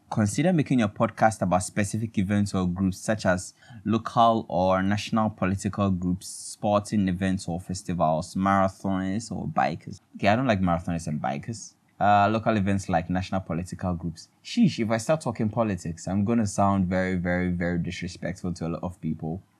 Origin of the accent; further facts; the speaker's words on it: Ghana; I'm in Ghana, everybody, and I'm a Ghanaian.